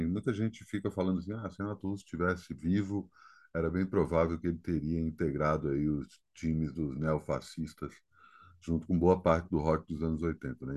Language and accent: Portuguese; Brasília, Federal District, Brazil; a minha cidade natal